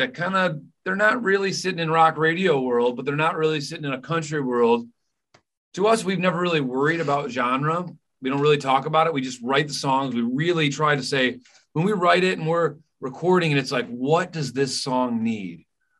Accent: near Chicago and Michigan, Midwest, United States; I was raised on Kentucky bluegrass and, you know, so and the blues, obviously growing up so close to Chicago and Michigan.

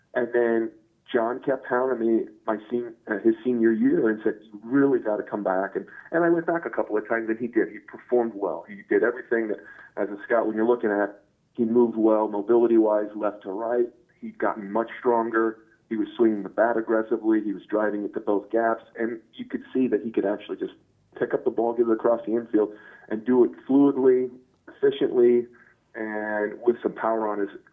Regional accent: Rochester, Michigan, United States; Rochester is my hometown where I grew up

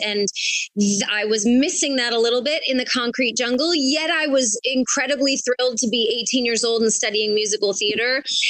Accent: Detroit, Michigan, United States; moved away as an adult; also born or lived in New York City; I remember growing up in Detroit and in Michigan, where like there's like as you get on the outskirts, there's like a ton of land and backyards that are just overgrown and you can run around.

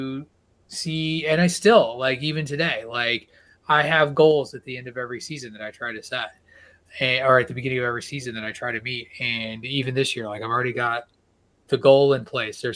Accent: rural Illinois, United States; also born or lived in Connecticut; now in Massachusetts, United States; I'm a Midwestern, middle of nowhere, Illinois guy.

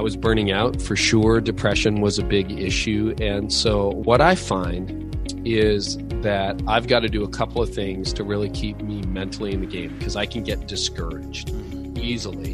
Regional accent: Canada; But being Canadian, we get about 5 to 6 months of really good cycling weather

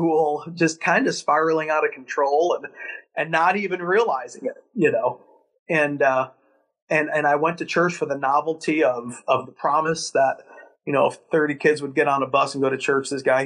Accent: Chicago, Illinois, United States; Born and raised in Chicago

